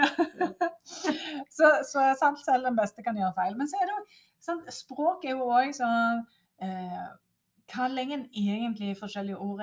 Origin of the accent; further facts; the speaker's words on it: Norway; som nordmann, så er en utrolig privilegert